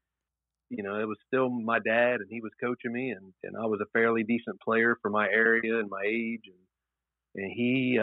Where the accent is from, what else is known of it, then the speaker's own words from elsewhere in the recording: Athens, Ohio, United States; I grew up in Athens, Ohio, and no one in my family had been to college.